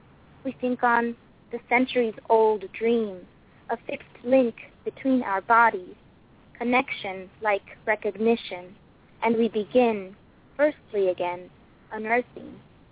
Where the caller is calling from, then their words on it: Los Angeles, California, United States; Hi, I'm calling from Los Angeles